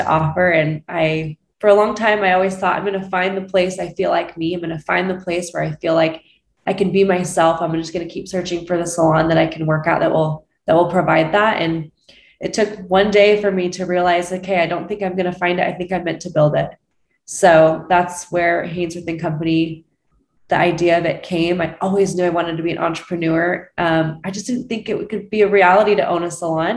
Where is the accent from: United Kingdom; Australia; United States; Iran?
United States; Utah; now in Scottsdale, United States; I'm from Utah originally